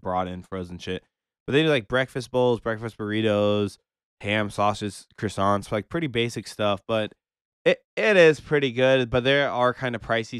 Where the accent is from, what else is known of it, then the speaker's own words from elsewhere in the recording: Omaha, Nebraska, United States; I know my hometown, Omaha, very well